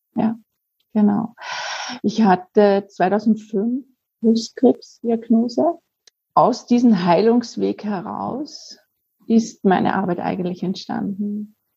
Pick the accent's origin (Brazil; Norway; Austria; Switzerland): Austria; Vienna; now in Lower Austria, Austria; wie man bei uns in Wien sagt, auch wenn ich jetzt in Niederösterreich wohne, ich bin ja Wienerin